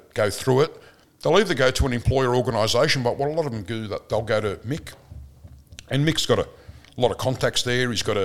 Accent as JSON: {"language": "English", "town": "Footscray", "region": "Victoria", "country": "Australia", "tie": "born or raised there", "said": "I grew up in Footscray. We thought we were pretty tough in Footscray."}